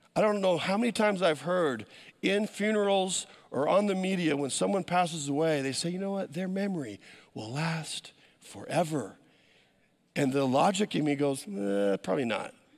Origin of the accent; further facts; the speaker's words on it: United States; as an American